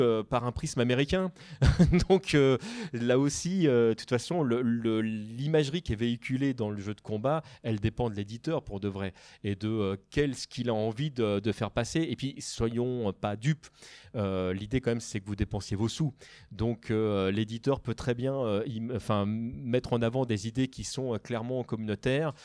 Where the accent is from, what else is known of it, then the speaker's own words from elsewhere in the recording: France; en tant que Français